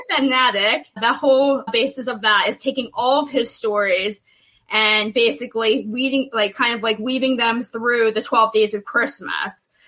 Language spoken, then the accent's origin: English; New Jersey, United States; I'm from South Jersey. I live right on, on the same street the Jersey Devil was born on